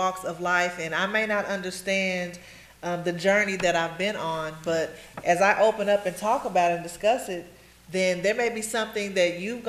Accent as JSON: {"language": "English", "town": "Enid", "region": "Oklahoma", "country": "United States", "said": "I'm originally from Enid, Oklahoma. You cannot just blink anymore and get through it"}